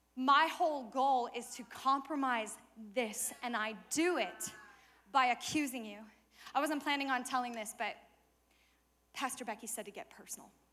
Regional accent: Colorado, United States; I'm from Colorado

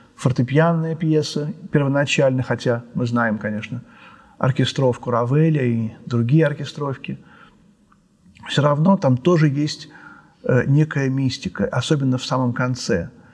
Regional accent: Moscow, Russia; мы все москвичи, все русские

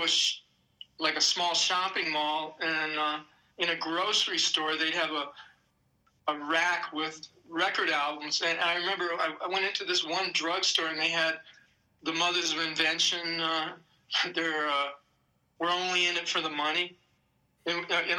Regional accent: Maryland, United States; moved away as an adult; also born or lived in New York; growing up in Maryland, I wasn't that culturally deprived

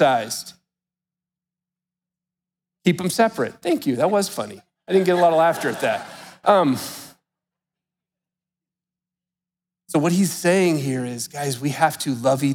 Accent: United States; we're American Christians, we live in a Western world

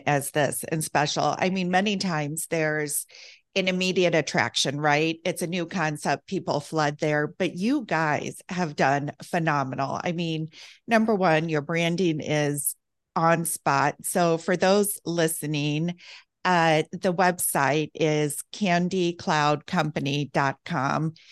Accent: Midwest, United States; I'm from the Midwest also

